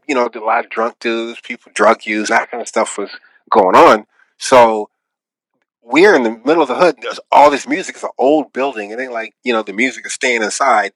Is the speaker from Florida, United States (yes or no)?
no; Seattle, Washington, United States; now in Los Angeles, United States; I'm from Seattle, Washington. That's that's home for me.